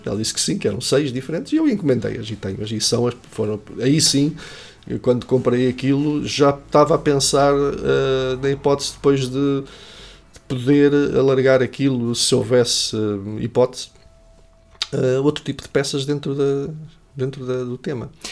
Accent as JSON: {"language": "Portuguese", "town": "Caria", "region": "Centro", "country": "Portugal", "moved": "as an adult", "lives_now": "Coimbra, Portugal", "said": "Vivo em Coimbra já há bastantes anos, desde que vim para cá estudar, mas sou de Caria"}